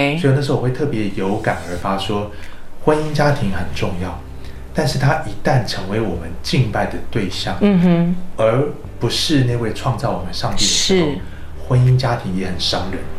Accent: Taiwan; moved away as an adult; also born or lived in United States; 那我是在台湾出生长大的

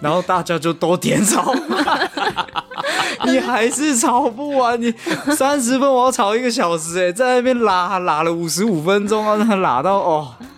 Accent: Hualien, Hualien County, Taiwan; 我们花莲人对这个东西有一个想象，有一个记忆

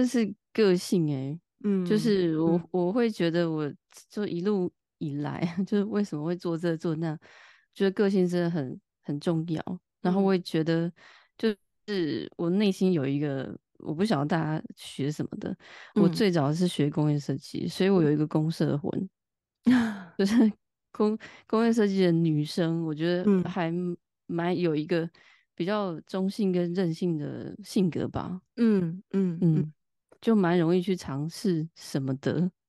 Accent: Taipei, Taiwan; moved away as an adult; now in France; 嗯，好，我就是一个台湾人，在法国生活八年了吧。然后前半段比较长时间在巴黎读完研究所，然后试着生活，然后之后现在搬到南法生活满两年了

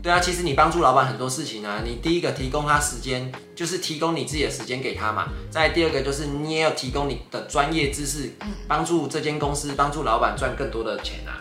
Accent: northern Taiwan, Taiwan; 就我们北部人没有做过这种事啊

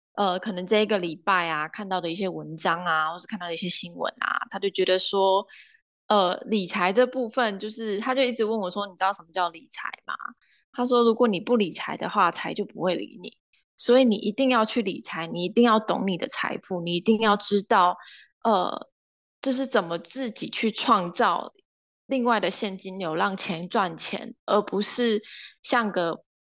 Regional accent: Kaohsiung, Taiwan; moved away as an adult; also born or lived in Sacramento, United States; 我是高雄人

